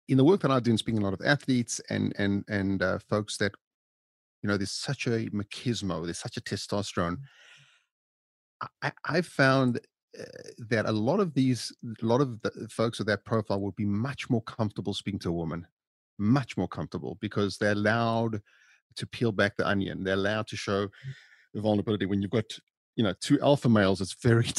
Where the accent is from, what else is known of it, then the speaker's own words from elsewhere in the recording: South Africa; now in Los Angeles, United States; I grew up in South Africa, very humble beginnings.